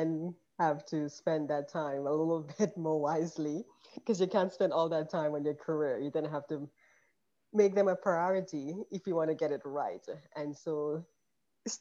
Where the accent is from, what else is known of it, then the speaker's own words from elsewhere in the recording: Grenada; moved away as an adult; also born or lived in New York / Philadelphia; now in Georgia, United States; I grew up in Grenada in the Caribbean, and I came here for medical school